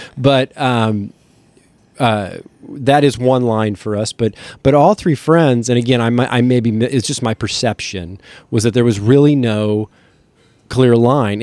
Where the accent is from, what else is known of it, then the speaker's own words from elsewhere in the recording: Kansas City, Missouri, United States; also born or lived in Lawrence; We are from Kansas City